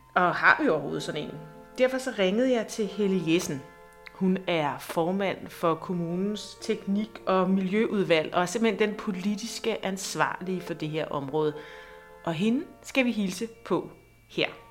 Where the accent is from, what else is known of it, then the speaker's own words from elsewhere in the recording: Næstved, Zealand, Denmark; moved away as an adult; also born or lived in Copenhagen; jeg er født og opvokset i Næstved. Men i mere end tyve år, der har jeg boet i København. Nu er jeg dog vendt tilbage